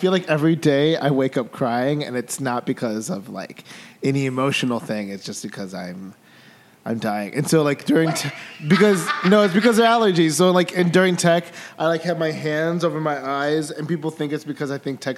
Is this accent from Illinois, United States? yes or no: yes; Oak Park, Illinois, United States; I grew up in Oak Park